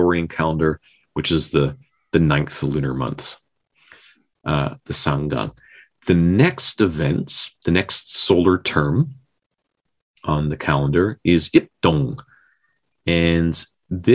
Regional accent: Newfoundland and Labrador, Canada; we did that growing up in Newfoundland

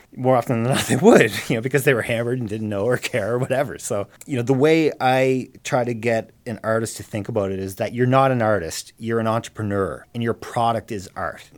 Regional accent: Cape Breton, Nova Scotia, Canada; moved away; I'm from Cape Breton originally

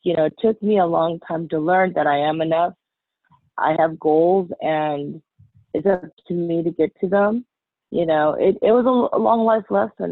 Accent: United States; Being Chinese American, a lot of our culture

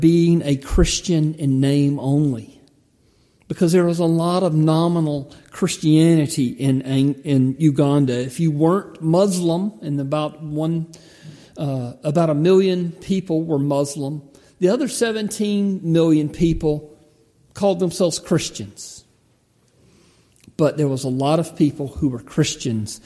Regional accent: United States; I'm an American.

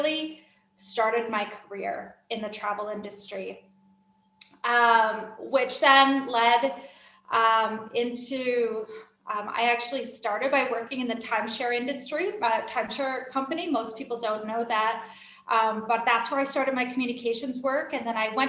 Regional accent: United States; moved away as an adult; also born or lived in Kenya; now in Kyiv, Ukraine; I am an American expatriate living overseas.

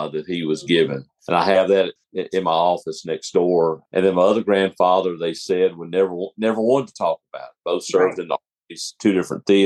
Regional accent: Birmingham, Alabama, United States; I grew up in Alabama

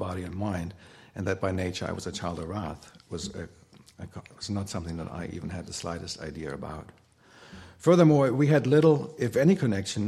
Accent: Germany; growing up in Germany, there are lots of cathedrals

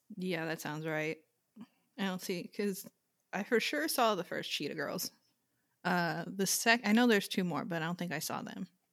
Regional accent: Long Island, New York, United States; I'm from Long Island

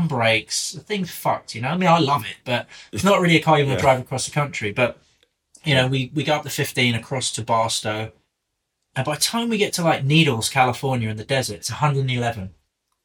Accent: England, United Kingdom; accent: English; I've got an English accent

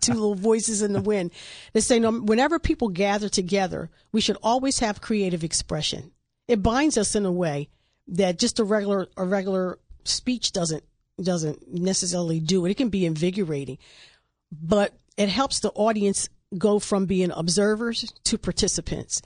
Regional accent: Wilmington, Delaware, United States; when I was growing up in Wilmington

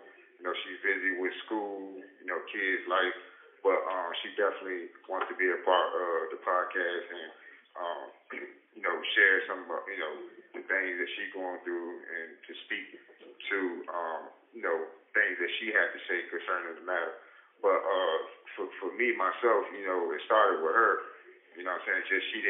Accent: Landover, Maryland, United States; I'm from Maryland, you know, Landover, Killand

